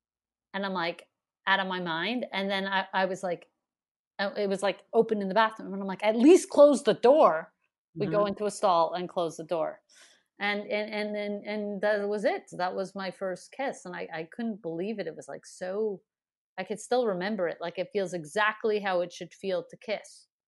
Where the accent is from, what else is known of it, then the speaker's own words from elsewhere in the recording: Montreal, Quebec, Canada; Like, I'm from Montreal, and then getting the festival, it's like people don't really know that. You know, you get the festival here, and then it's like I actually have this whole history in Montreal